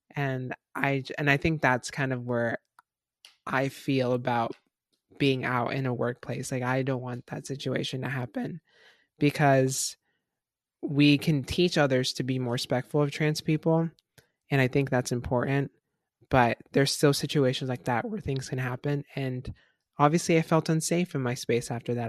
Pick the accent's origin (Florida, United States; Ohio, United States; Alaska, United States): Florida, United States; I'm from Florida